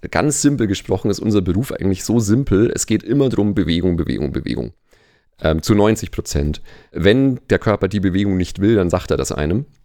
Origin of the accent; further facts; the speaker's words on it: Nuremberg, Bavaria, Germany; Also ich leite in äh, Nürnberg, wo ich herkomme, eine Physiotherapie-Schule